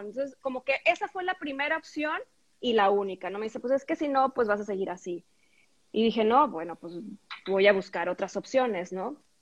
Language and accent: Spanish; Tampico, Tamaulipas, Mexico; en la secundaria y preparatoria, donde estudié en Tampico